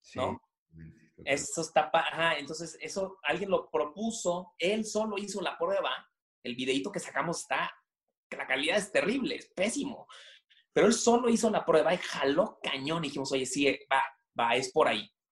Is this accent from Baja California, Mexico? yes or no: no; Monterrey, Nuevo León, Mexico; Yo, yo soy de Monterrey, no sé si se nota por el acento. Yo, soy regio